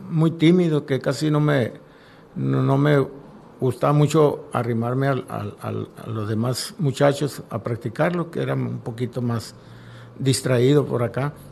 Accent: Campo 9, Sonora, Mexico; now in Navojoa, Mexico; soy originario del Campo 9, municipio de Chojoa. Eh, mi infancia y, mi juventud la viví por allá, pero ya con el deporte me tuve que venir a, aquí a radicar a Navajo.

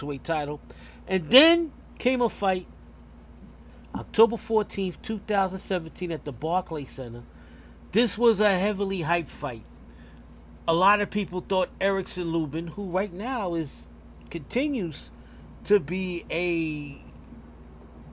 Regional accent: New York City, New York, United States; from New York City, my hometown

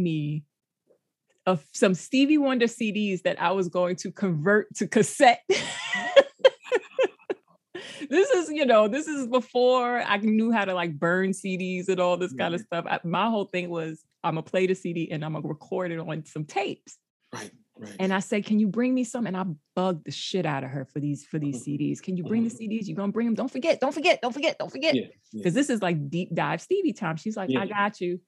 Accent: New York City, New York, United States; I grew up in the Bronx, and the apartment that we lived in, it's still a place that I go

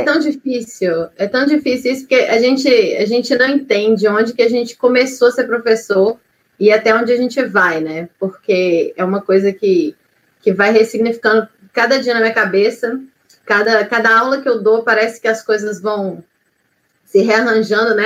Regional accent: Belo Horizonte, Minas Gerais, Brazil; now in Ouro Branco, Brazil; Eu sou de Ouro Branco, Minas Gerais. Eu sou original, original originalmente de Belo Horizonte mas a minha cidade do coração é Ouro Branco mesmo.

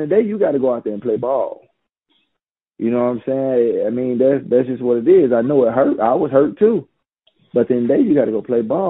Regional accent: Gastonia, North Carolina, United States; I'm from Gastonia

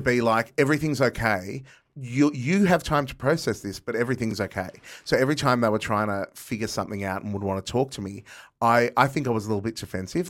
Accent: Box Hill, Victoria, Australia; I grew up in Box Hill

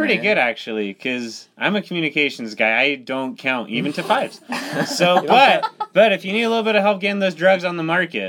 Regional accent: Lindon, Utah, United States; So I'm from the city of dreams, Linden, Utah.

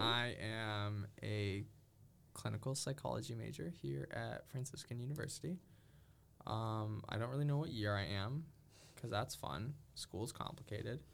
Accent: Massachusetts, United States; also born or lived in Minnesota; I'm from Massachusetts

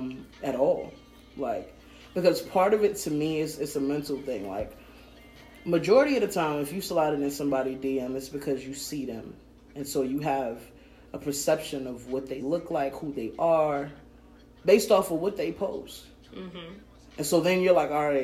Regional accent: New York City, New York, United States; moved away; I also come from a different place. I'm a New Yorker

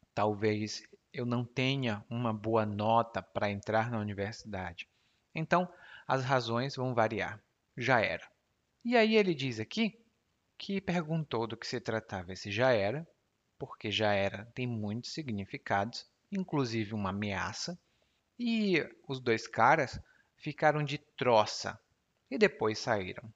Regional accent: Ceará, Brazil; accent: Cearense Portuguese dialect; o meu dialeto do português, porque lá no Ceará a gente fala

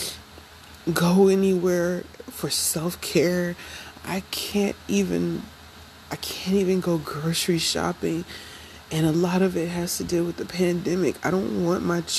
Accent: Ohio, United States; moved away; I'm originally from Ohio

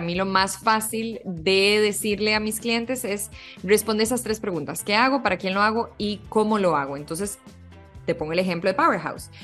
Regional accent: Costa Rica; moved away as an adult; now in Mexico; yo soy costarricense de nacimiento y em, aquí estudié diseño publicitario

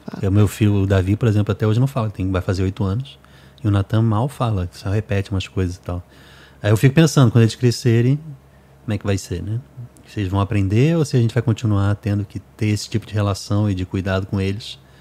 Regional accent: Rio de Janeiro, Brazil; moved away as an adult; now in Fortaleza, Brazil; eu sou do Rio.

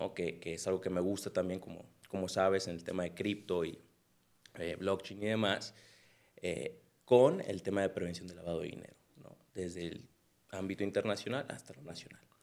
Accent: Culiacán, Sinaloa, Mexico; moved away as an adult; now in Guadalajara, Mexico; soy de Culiacán. Yo llegué aquí a Guadalajara en el 2015 y pues tomé la carrera

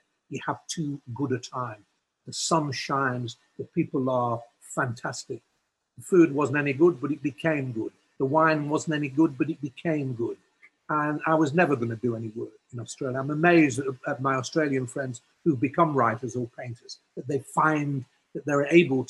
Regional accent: England, United Kingdom; growing up in England, at Cambridge

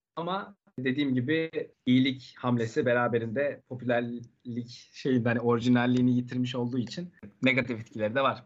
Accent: Erzincan, Turkey; moved away as an adult; now in Istanbul, Turkey; kendi memleketimden örnek vereyim. Erzincan'da mesela.

